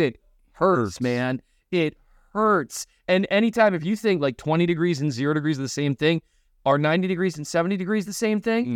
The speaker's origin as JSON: {"language": "English", "country": "United States", "tie": "born or raised there", "also_born_or_lived": "North Dakota / Minnesota / Kansas City", "moved": "yes", "said": "I grew up in North Dakota and Minnesota."}